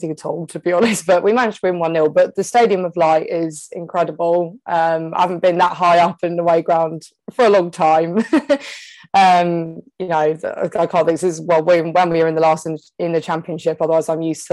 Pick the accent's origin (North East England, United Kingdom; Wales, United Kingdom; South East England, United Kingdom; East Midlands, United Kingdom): South East England, United Kingdom; East Kent; also born or lived in Southeast London; I'm originally from Southeast London, but I moved to East Kent when I was about 9